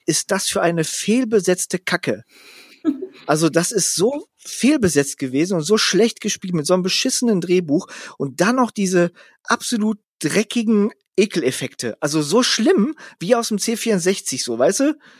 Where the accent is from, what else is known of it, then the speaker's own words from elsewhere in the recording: Gelsenkirchen, North Rhine-Westphalia, Germany; ich bin ja aufgewachsen in Schaffrath. Das ist so ein Vorort von einem Vorort von Buhr, was ein Teil von Gelsenkirchen ist.